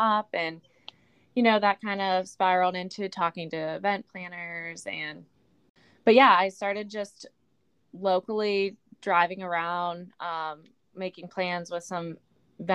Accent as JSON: {"language": "English", "town": "Pittsburgh", "region": "Pennsylvania", "country": "United States", "tie": "born or raised there", "moved": "as an adult", "lives_now": "San Diego, United States", "said": "I grew up in Pittsburgh my whole life"}